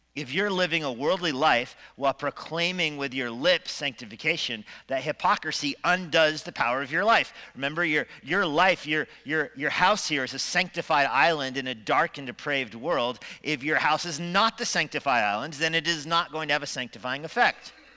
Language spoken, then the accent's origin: English; Steamboat Springs, Colorado, United States; Growing up in Steamboat